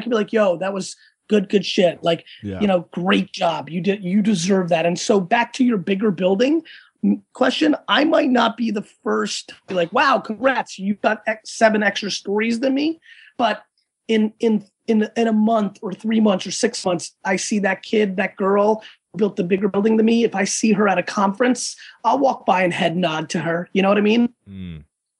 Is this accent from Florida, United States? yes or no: no; Edison, New Jersey, United States; born or raised there; English is a second language; also born or lived in Russia / Dover, New Jersey